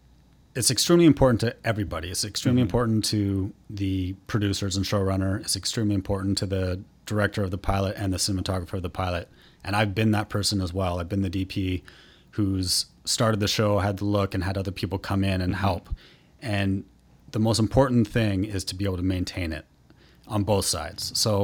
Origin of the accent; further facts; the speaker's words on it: Vancouver, British Columbia, Canada; Sure. Yeah, I'm from Vancouver originally.